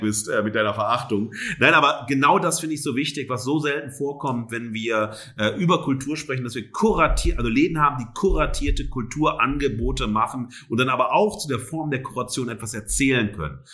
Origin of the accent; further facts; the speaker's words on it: Duisburg, North Rhine-Westphalia, Germany; moved away; also born or lived in Siegen; damals in meiner Heimatstadt das Garageland oder das 33 ein Drittel